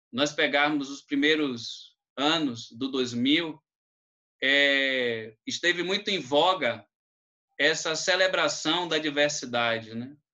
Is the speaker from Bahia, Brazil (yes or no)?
yes; Cachoeira, Bahia, Brazil; eu sou de Cachoeira